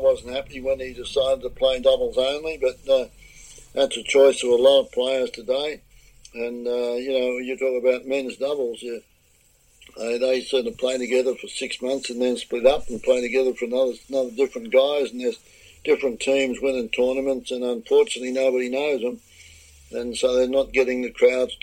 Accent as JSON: {"language": "English", "country": "Australia", "moved": "as an adult", "lives_now": "Florida, United States", "said": "So I'd go home to Australia tomorrow. I'm still Australian more than most Australians. I think I'm Australian through and through, and the green and gold."}